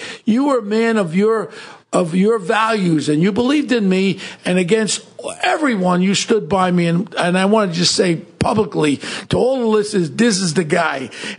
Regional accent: New York City, New York, United States; also born or lived in Manhattan; No, I was born in Manhattan. We migrated when I was 6 months old to Richmond Hill Ozone Park.

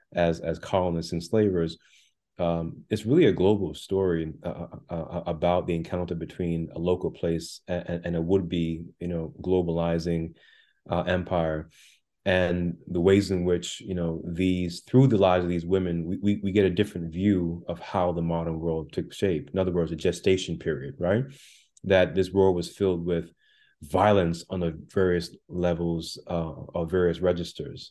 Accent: Jamaica; also born or lived in Brooklyn, New York, United States; now in United States; I was born on the island of Jamaica, and I came with my mother and brother to Brooklyn, New York, in the late part of the 1980s

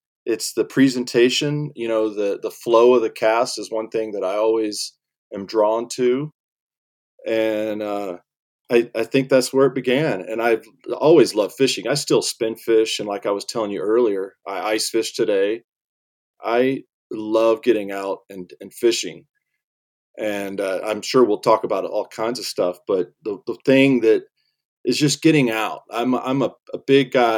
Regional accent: Marietta, Georgia, United States; now in Jackson, United States; I am originally from north of Atlanta area, so outside of like Marietta, and I grew up fishing the Chattahoochee River. You know, growing up in the South

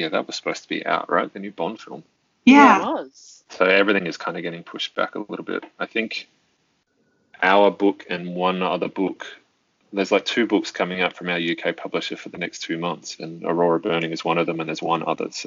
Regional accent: Australia

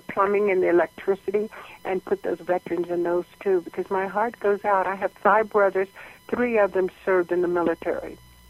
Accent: Georgia, United States; now in California, United States; because I grew up in Georgia, had speech therapy in Pennsylvania, and then moved to California, I have a speech problem

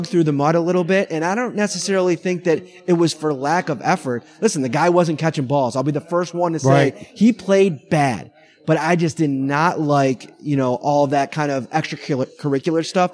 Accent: Buffalo, New York, United States; we're from Buffalo

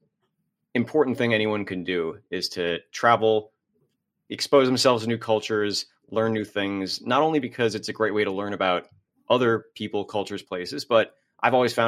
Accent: Los Angeles, California, United States; moved away as an adult; also born or lived in China / Denver; I was born and raised in Los Angeles

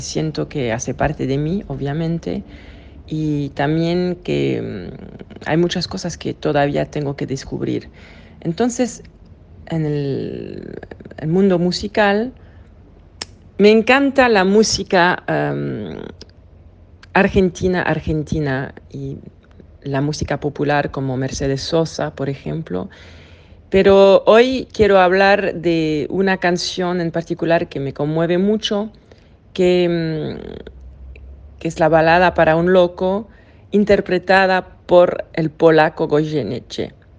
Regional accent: Switzerland; accent: French; Spanish is a second language; Nací en Suiza de padre suizo, pero mi madre es argentina

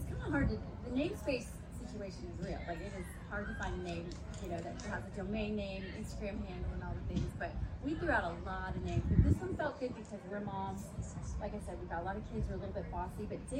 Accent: Indiana, United States; moved away as an adult; also born or lived in Chicago / New Orleans / Nashville / San Francisco; Yeah, I'm from Indiana. You asked where we're from. I'm a Hoosier, but I moved away from Indiana very quickly when I was 18

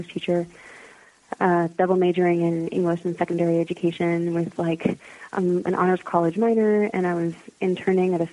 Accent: United States; I was raised in America

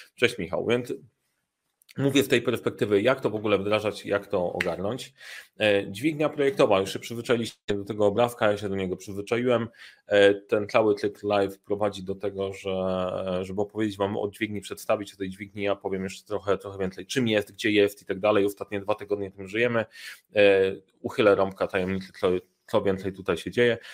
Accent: Sandomierz, Świętokrzyskie Voivodeship, Poland; moved away; jestem w Sandomierza

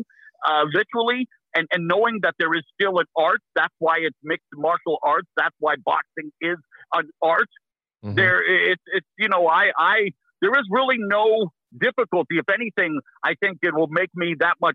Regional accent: Abbotsford, British Columbia, Canada; moved away as an adult; also born or lived in Vancouver; now in United States; in my hometown of Abbotsford

